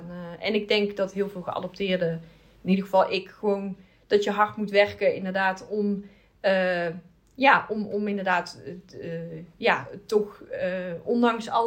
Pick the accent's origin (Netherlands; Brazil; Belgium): Brazil; ik kom natuurlijk uit Brazilië.